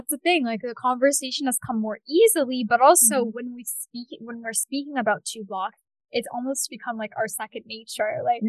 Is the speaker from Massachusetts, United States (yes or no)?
yes; Cambridge, Massachusetts, United States; I was born in Cambridge. I've lived in Cambridge until now. And I've really much seen the city inside and out.